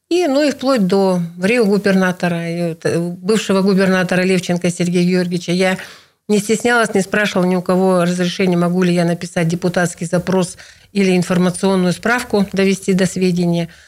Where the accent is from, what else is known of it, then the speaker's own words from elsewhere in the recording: Irkutsk Oblast, Russia; Нижнеудинский да, район, для сильный, вас родной, да. Не меньше, очень откуда важно. я родом, да, откуда, откуда я родом.